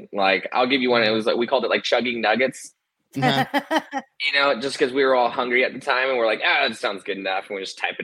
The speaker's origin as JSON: {"language": "English", "town": "Reno", "region": "Nevada", "country": "United States", "said": "Reno, Nevada"}